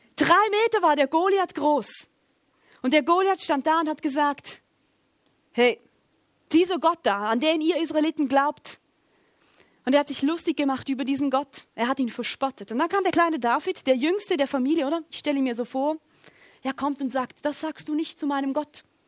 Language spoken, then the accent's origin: German; Schaffhausen, Switzerland; Ich komme aus Schaffhausen